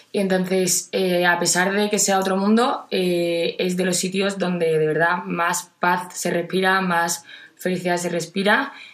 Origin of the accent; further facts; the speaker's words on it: Jerez de la Frontera, Andalusia, Spain; soy de Jerez de la Frontera